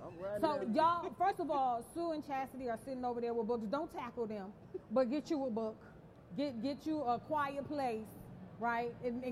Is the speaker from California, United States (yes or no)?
no; New York City, New York, United States; You know I'm from Brooklyn.